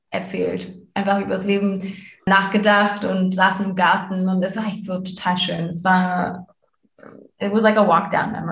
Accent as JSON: {"language": "German", "country": "Canada", "tie": "born or raised there", "said": "er wohnt halt wirklich eine halbe Stunde von da, wo ich aufgewachsen bin in Kanada."}